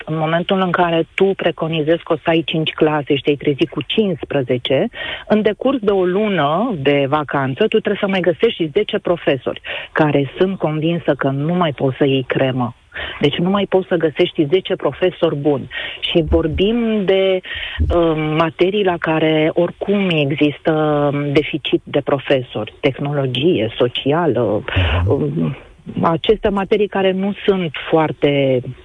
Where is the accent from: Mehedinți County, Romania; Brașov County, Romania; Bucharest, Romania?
Bucharest, Romania; born or raised there